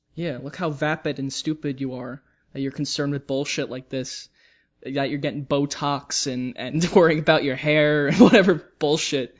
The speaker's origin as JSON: {"language": "English", "country": "United States", "said": "I'm an American"}